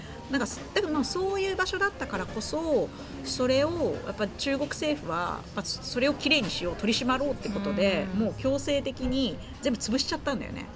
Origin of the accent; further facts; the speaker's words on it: Kansai, Japan; 私も関西